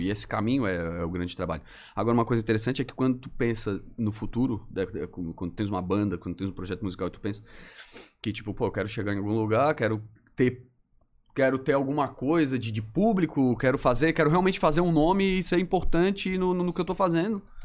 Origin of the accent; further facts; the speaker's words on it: Florianópolis, Santa Catarina, Brazil; sou manezinho. Minha família, por parte de pai, toda